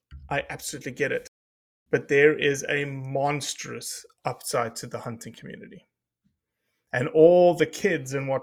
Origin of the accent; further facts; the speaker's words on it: South Africa; now in United States; I came from South Africa in which there's no public land